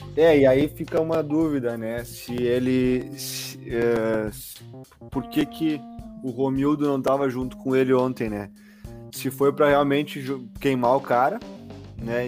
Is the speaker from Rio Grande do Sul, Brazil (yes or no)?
yes; Caxias do Sul, Rio Grande do Sul, Brazil; moved away; eu sou lá de Caxias